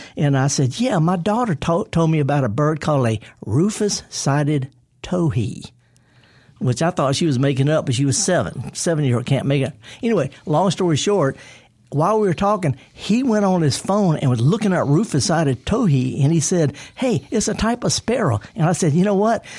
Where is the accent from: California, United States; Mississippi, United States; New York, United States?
Mississippi, United States; Mississippi Delta, United States; I'm from the Delta